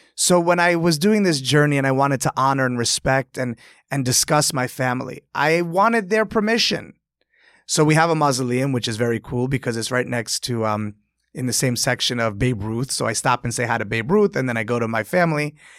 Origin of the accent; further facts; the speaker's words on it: New York, United States; growing up in Delmonico's